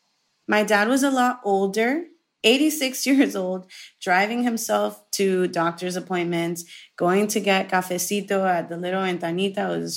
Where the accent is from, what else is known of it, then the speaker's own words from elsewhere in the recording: Miami, Florida, United States; born and raised in Miami, Florida